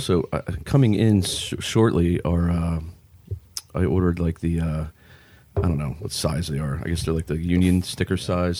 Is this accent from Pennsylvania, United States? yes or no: yes; Pennsylvania, United States; for me and Ian, we grew up in Pennsylvania